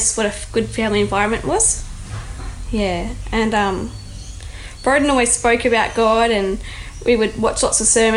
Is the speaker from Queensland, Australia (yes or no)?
no; Victoria, Australia; moved away as an adult; now in Cooranbong, Australia; We're originally from Victoria